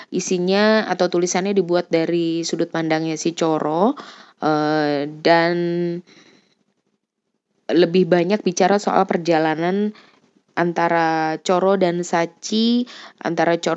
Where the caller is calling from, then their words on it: Jakarta, Indonesia; aku dari Jakarta